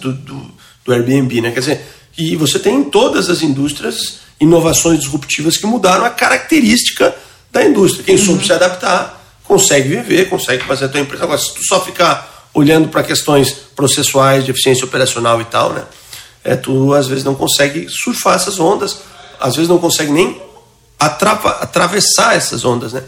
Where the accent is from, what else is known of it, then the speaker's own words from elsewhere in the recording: interior of Santa Catarina state, Brazil; also born or lived in São Paulo; now in Florianópolis, Brazil; Eu sou um, nascido interior aqui do estado de Santa Catarina, vim ainda muito jovem para Florianópolis